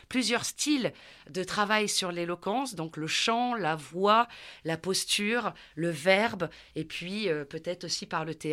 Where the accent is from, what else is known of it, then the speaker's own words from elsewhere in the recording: southern France, France; Donc, effectivement, moi, je viens du sud de la France, donc tout ça est encore bien une histoire sociale et culturelle, où dans une famille nombreuse